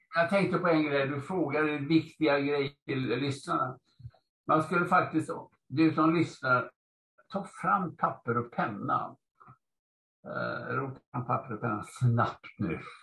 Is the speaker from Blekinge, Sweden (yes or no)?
no; Gothenburg, Västra Götaland, Sweden; moved away; also born or lived in Stockholm; Jag är uppvuxen i Göteborg